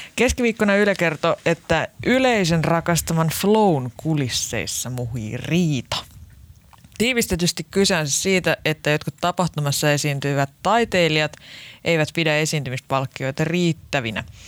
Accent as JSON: {"language": "Finnish", "town": "Lahti", "region": "Päijät-Häme", "country": "Finland", "said": "niin kuin meillä Lahdessa päin sanotaan"}